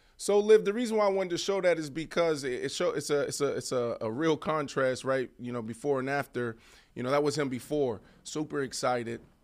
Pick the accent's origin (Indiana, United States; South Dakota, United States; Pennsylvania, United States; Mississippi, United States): Pennsylvania, United States; Pittsburgh; moved away; I'm from Pittsburgh